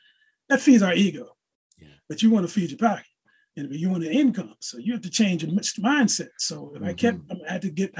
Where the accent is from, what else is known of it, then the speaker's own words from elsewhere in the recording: Philadelphia, Pennsylvania, United States; I grew up in West Philly